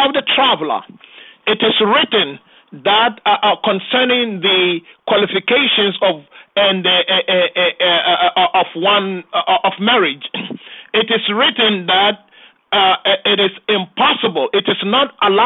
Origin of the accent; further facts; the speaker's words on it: Ghana; moved away as an adult; now in Chicago, United States; I was born in Ghana, and although born to Muslim parents, but I attended the Methodist Missionary School